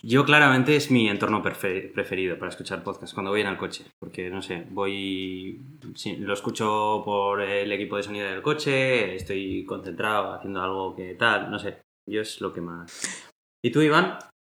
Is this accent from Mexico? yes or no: no; Basque Country, Spain; Somos buenos ciudadanos de Euskadi